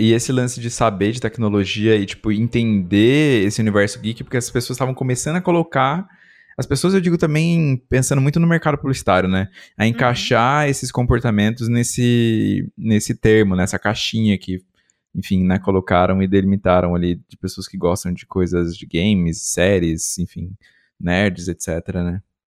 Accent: interior of São Paulo, Brazil; Também sou do interior

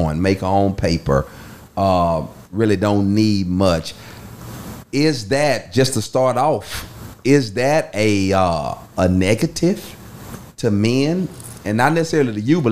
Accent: United States; growing up in Fort Ward

